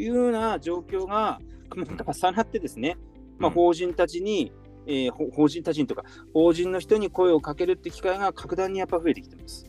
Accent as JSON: {"language": "Japanese", "region": "Fukushima", "country": "Japan", "tie": "born or raised there", "said": "僕も福島で生まれて"}